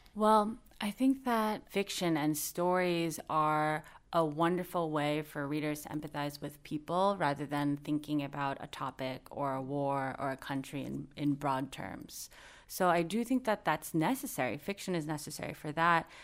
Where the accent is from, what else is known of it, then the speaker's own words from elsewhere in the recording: United States; growing up in the United States